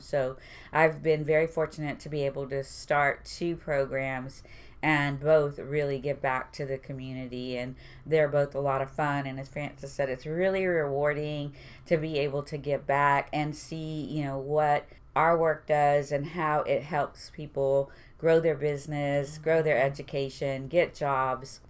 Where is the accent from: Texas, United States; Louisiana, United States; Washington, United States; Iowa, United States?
Texas, United States; Houston; I went to Milby for two and a half years, and I graduated from Stephen F. Austin